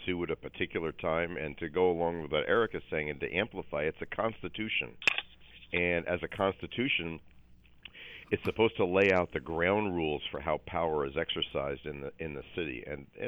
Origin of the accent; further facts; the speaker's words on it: East Coast, United States; now in Los Angeles, United States; I grew up on the East Coast and know it very well